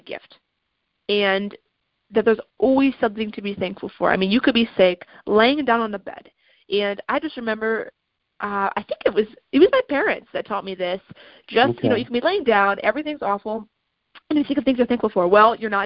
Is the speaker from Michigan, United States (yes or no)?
yes; Lansing, Michigan, United States; I was adopted from the Greater Lansing area